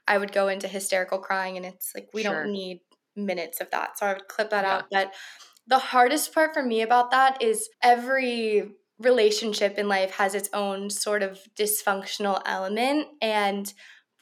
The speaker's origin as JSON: {"language": "English", "region": "Virginia", "country": "United States", "moved": "yes", "said": "I'm from Virginia and I don't live in Virginia anymore"}